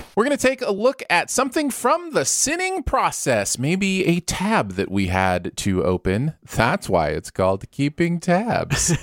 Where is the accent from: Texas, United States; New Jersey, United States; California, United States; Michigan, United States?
Michigan, United States; growing up in Michigan